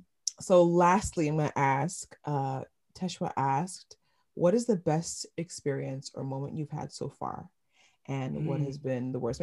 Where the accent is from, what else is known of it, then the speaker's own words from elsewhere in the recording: New York City, New York, United States; we like to remind people we're from New York.